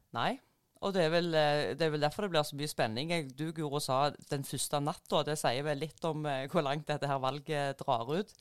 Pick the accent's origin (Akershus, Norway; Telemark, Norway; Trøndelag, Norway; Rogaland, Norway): Rogaland, Norway; Jæren; moved away; Og så kom jeg meg ut ifra Jæren